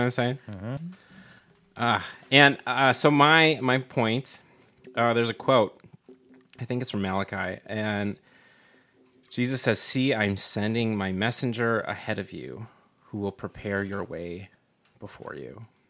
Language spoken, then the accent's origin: English; Minnesota, United States; moved away as an adult; now in San Diego, United States; I was born in Minnesota